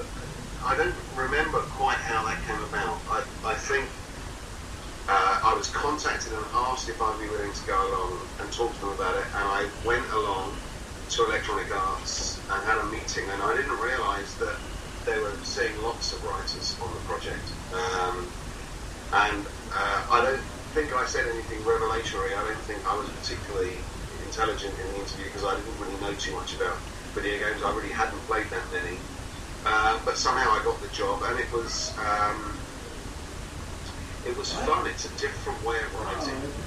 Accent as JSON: {"language": "English", "region": "England", "country": "United Kingdom", "said": "I was this English guy, and I was ringing from London"}